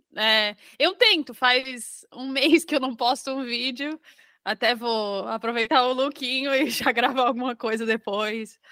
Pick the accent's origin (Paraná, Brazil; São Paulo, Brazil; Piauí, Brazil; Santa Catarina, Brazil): Santa Catarina, Brazil; Florianópolis; moved away as an adult; now in Northern Ireland, United Kingdom; eu sou de Florianópolis e aí eu fiz faculdade de moda, então, na UDESC